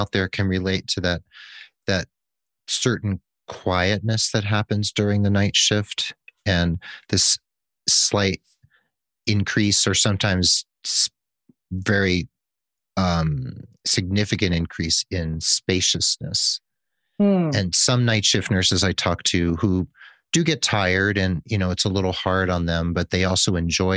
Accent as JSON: {"language": "English", "region": "New Jersey", "country": "United States", "tie": "born or raised there", "said": "I learned a lot of Italian things as a Jewish boy growing up in New Jersey"}